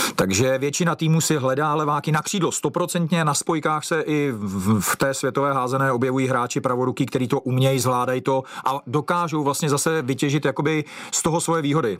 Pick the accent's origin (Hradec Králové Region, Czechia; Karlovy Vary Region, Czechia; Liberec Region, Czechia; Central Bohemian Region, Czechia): Liberec Region, Czechia; Železný Brod; moved away as an adult; now in Plzeň, Czech Republic; kdy jsem odcházel z Železného brodu